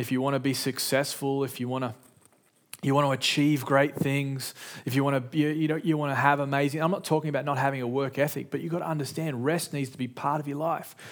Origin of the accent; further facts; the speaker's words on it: Sydney, New South Wales, Australia; in my house, growing up in Sydney, Australia